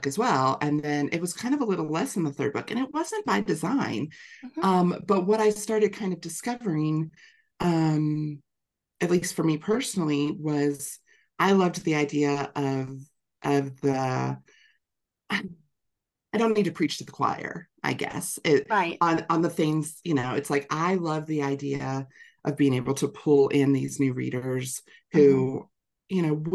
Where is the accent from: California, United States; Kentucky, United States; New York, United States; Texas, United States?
Kentucky, United States; Northern; we're both from Northern Kentucky.